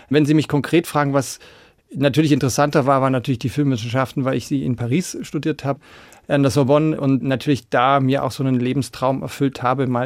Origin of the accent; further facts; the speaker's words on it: Baden-Württemberg, Germany; Aber ja, also ich bin tatsächlich auf der Schwäbischen Alb